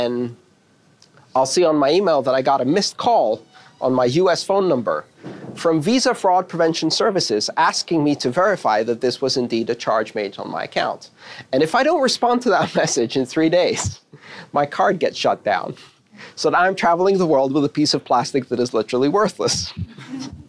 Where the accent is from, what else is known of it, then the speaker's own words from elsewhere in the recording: United States; as an American